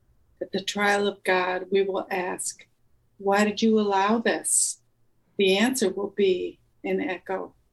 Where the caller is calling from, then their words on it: Cleveland, Ohio, United States; I'm in the countryside outside of Cleveland, Ohio.